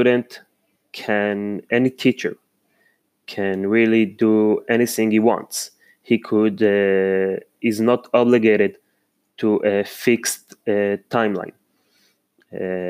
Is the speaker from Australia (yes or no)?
no; Israel; also born or lived in Holon, Israel; I'm from Israel. I live in Holon, Mikve Israel.